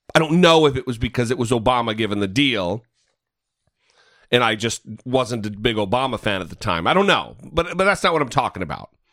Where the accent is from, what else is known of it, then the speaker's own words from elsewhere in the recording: northern Idaho, United States; my hometown in northern Idaho